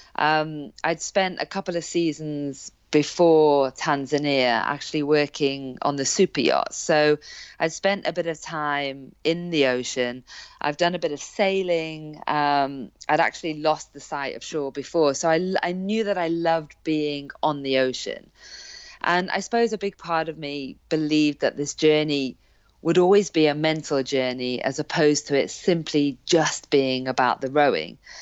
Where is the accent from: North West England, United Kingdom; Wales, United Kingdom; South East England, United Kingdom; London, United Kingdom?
North West England, United Kingdom; Hale Barns; born or raised there; also born or lived in South Africa